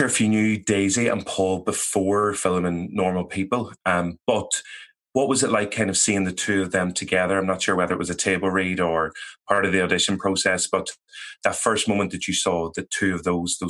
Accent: Ireland; as Irish people as well

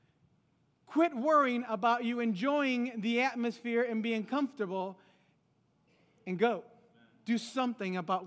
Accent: Los Angeles, California, United States; also born or lived in Guadalajara, Mexico; I was born in Guadalajara, Mexico, but I was raised in L.A., California

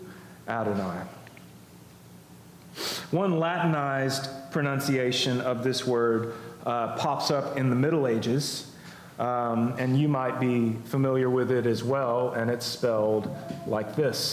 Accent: United States; as American Christians

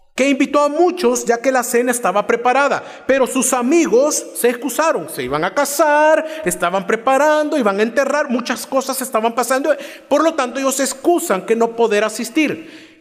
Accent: Cojutepeque, Cuscatlán, El Salvador; Soy de Cojutepeque. es una ciudad fuera de San Salvador

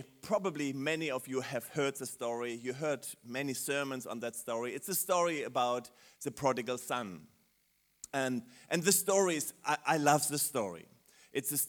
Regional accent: Germany; accent: German; English is a second language; also born or lived in London; my German accent

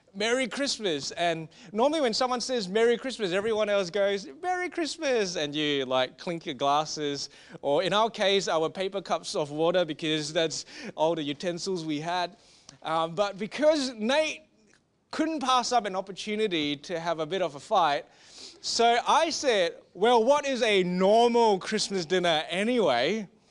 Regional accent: Singapore; we are from Singapore

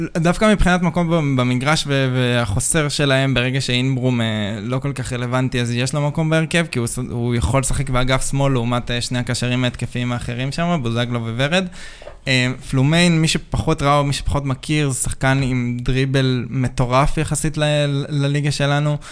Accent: Hadera, Haifa District, Israel; אני גדלתי שם

